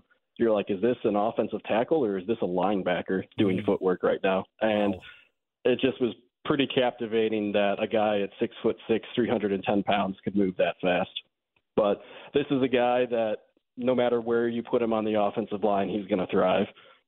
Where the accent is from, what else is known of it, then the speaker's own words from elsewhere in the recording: Gurnee, Illinois, United States; Well, I wouldn't say Chicago. I would say very northern suburbs, Gurnee, Zion area. But, yeah, grew up a Bears fan